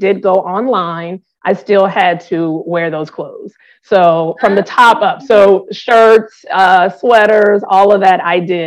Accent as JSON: {"language": "English", "town": "New Orleans", "region": "Louisiana", "country": "United States", "tie": "born or raised there", "said": "growing up in New Orleans"}